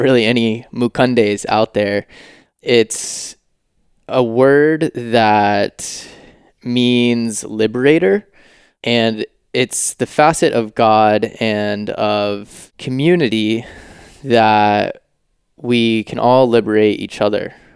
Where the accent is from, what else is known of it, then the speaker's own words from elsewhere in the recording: Georgia, United States; also born or lived in Los Angeles / San Francisco; now in Maui, United States; I was born in Georgia